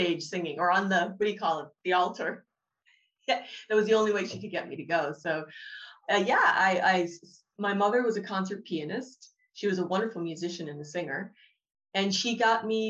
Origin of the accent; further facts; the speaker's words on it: Boston, Massachusetts, United States; moved away as an adult; now in Dublin, Ireland; I live in Dublin. I'm from Boston, Massachusetts